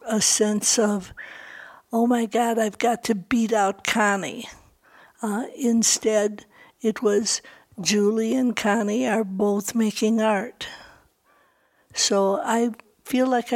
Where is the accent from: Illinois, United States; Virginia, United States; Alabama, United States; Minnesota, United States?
Illinois, United States; Libertyville; now in Santa Fe, United States; I grew up in Libertyville, Illinois